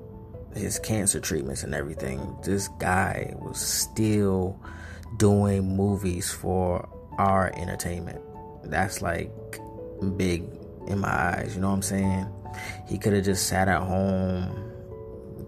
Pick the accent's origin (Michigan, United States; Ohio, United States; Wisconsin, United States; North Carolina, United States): North Carolina, United States; I'm from North Carolina